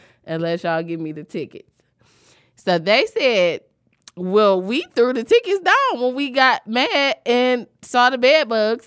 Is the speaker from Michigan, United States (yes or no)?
yes; Southfield, Michigan, United States; when I was a kid, I grew up on Joy Road all the way to Southfield.